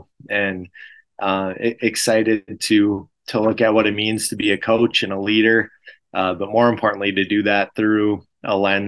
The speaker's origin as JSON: {"language": "English", "town": "Frazee", "region": "Minnesota", "country": "United States", "tie": "born or raised there", "said": "I grew up in Frazee, Minnesota"}